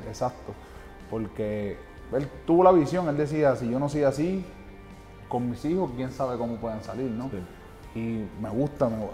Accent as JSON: {"language": "Spanish", "town": "Patillas", "country": "Puerto Rico", "tie": "born or raised there", "said": "Vengo de un, de un humilde barrio, un humilde pueblo de Puerto Rico, un barrio que se llama Los Pollos"}